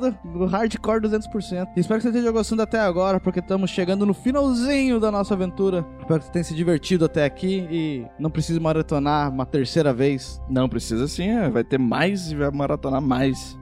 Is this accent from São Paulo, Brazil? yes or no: no; Rio de Janeiro, Brazil; moved away as an adult; now in Curitiba, Brazil; vim lá do Rio de Janeiro, pra cá pra Curitiba